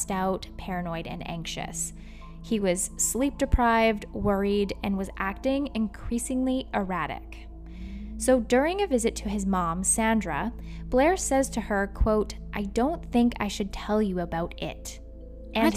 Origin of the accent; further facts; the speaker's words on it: Surrey, British Columbia, Canada; Surrey, British Columbia. And that, my friends, is my hometown I grew up